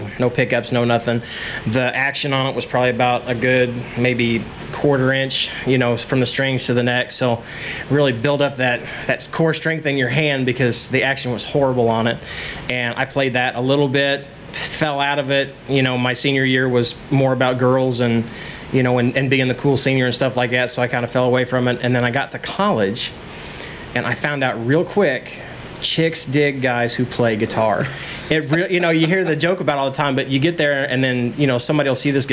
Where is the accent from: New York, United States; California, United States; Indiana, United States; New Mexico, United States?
Indiana, United States; North Salem; also born or lived in Danville, Indiana; I was born in Danville, Indiana. I was raised in North Salem, Indiana, about 25, 30 miles west of here